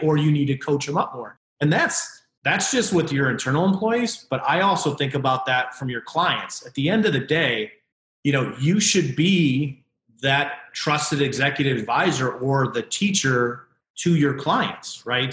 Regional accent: Connecticut, United States; moved away as an adult; also born or lived in Omaha, Nebraska / Denver / Minneapolis; now in Chicago, United States; I grew up in Connecticut

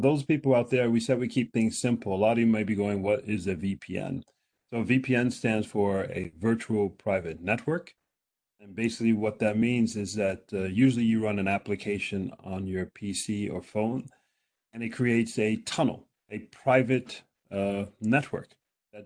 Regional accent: United States; now in Norway; I'm American

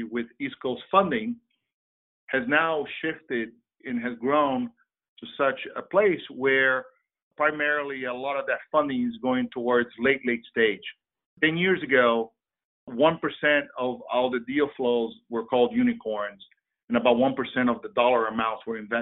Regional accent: Brazil; also born or lived in Switzerland; now in United States; I'm originally from Brazil. I've been in the States for 35 plus years.

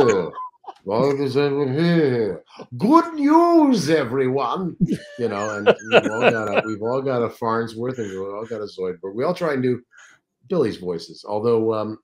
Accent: Toronto, Ontario, Canada; moved away; I was from Toronto

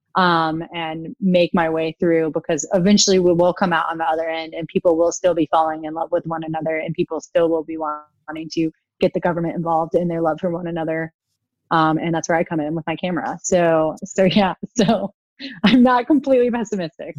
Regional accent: United States; I'm an American

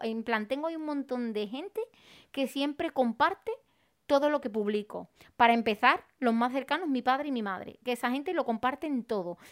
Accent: Arahal, Andalusia, Spain; yo para crecer en Araal en mi pueblo

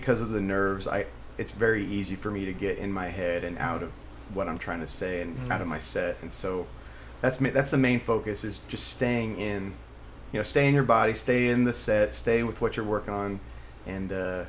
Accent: Bloomington, California, United States; I grew up in SoCal. Yeah. In the fucking Inland Empire in the desert.

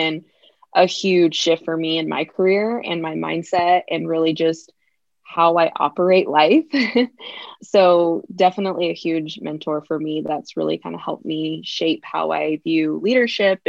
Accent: California, United States; also born or lived in Virginia; grew up in California and I grew up with both my parents.

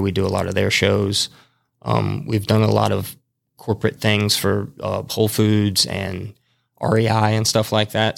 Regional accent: Madison, Alabama, United States; I grew up in Madison

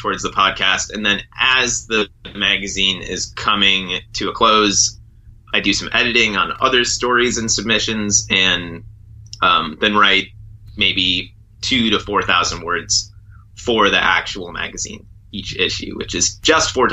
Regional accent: Wisconsin, United States; moved away as an adult; also born or lived in Seattle / Alaska; a small river in Wisconsin where I grew up

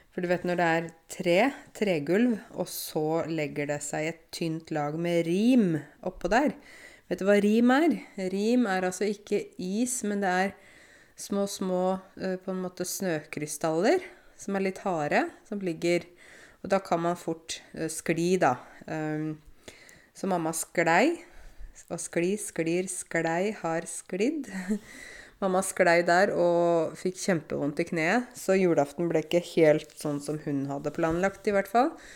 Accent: Eastern Norway, Norway; Vi, vi kommer jo fra Østlandet

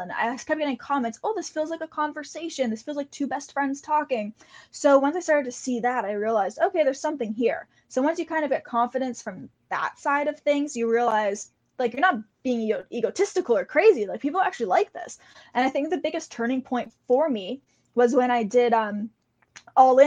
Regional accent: Canada; being Canadian

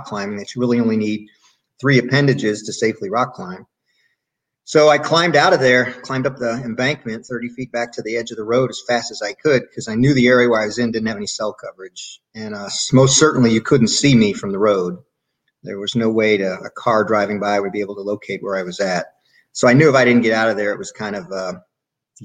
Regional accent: United States; get back to US to get some healthcare in my home country

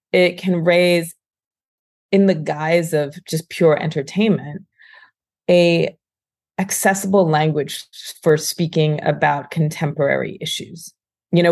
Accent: United States; I grew up and was born in America

